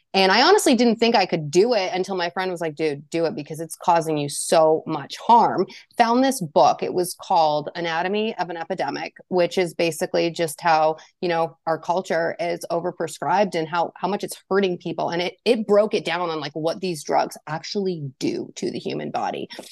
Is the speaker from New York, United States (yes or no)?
no; New Hampshire, United States; I am from New Hampshire